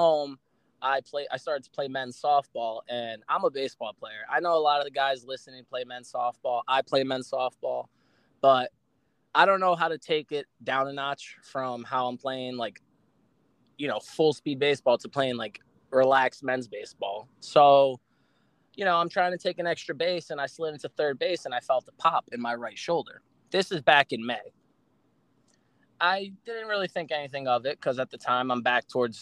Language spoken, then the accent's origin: English; New York City, New York, United States; moved away as an adult; now in Florida, United States; I'm originally from the Bronx, in New York.